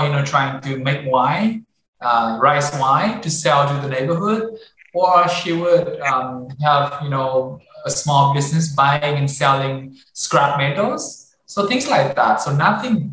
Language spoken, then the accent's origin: English; Hanoi, Vietnam; when I think about my time growing up in Hanoi, I think it's very local